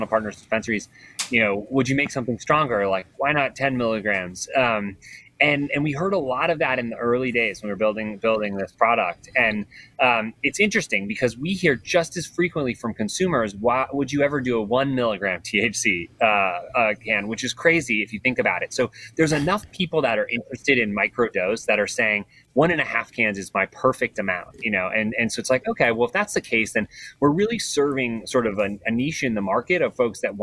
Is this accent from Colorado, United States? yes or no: yes; Colorado, United States; I grew up in Colorado